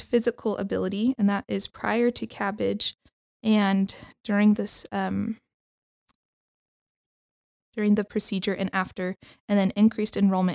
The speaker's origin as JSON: {"language": "English", "town": "Henderson", "region": "Nevada", "country": "United States", "moved": "yes", "lives_now": "Provo, United States", "said": "I am originally from Las Vegas area, Henderson, Nevada"}